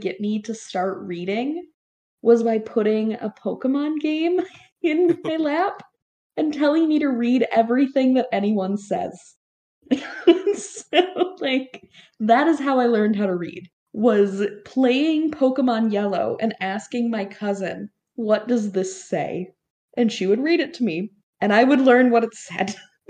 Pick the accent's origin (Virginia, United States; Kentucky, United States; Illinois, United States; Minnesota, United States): Minnesota, United States; I am from Minnesota